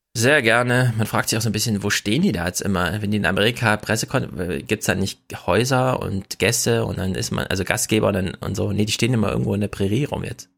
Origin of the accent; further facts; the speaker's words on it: Jena, Thuringia, Germany; Ich komme aus der Stadt, in Jena